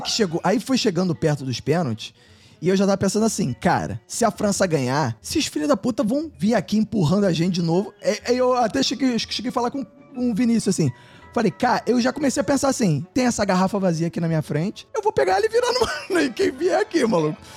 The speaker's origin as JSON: {"language": "Portuguese", "country": "Brazil", "said": "eu sou brasileiro."}